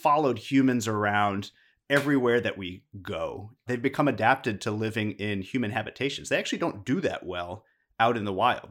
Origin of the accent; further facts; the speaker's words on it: Midwest, United States; now in Houston, United States; I grew up in the Midwest